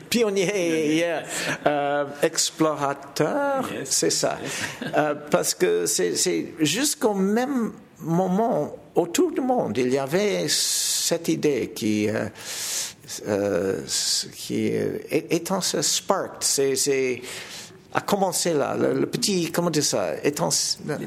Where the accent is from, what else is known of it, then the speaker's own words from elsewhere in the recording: Toronto, Ontario, Canada; French is a second language; Chez nous à Toronto, j'ai fondé un festival